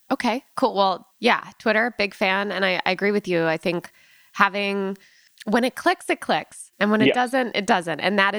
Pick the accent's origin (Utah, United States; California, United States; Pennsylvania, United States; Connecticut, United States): Connecticut, United States; I'm from Connecticut where we don't disclose information such as who we dislike.